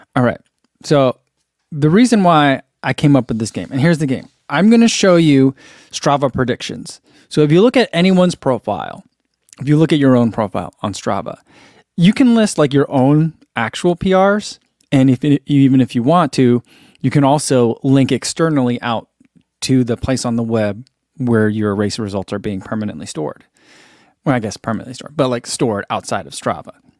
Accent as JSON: {"language": "English", "region": "New Jersey", "country": "United States", "tie": "born or raised there", "said": "I grew up in New Jersey"}